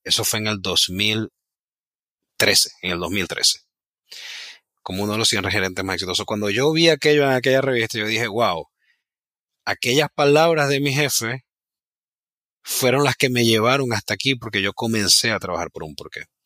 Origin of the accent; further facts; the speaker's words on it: Ciudad Ojeda, Zulia, Venezuela; moved away as an adult; also born or lived in Maracaibo; now in United States; yo realmente nací en Maracaibo, pero desde muy pequeño me fui a vivir en una ciudad muy pequeña que se llama Ciudad Ojeda, que queda a una hora de Maracaibo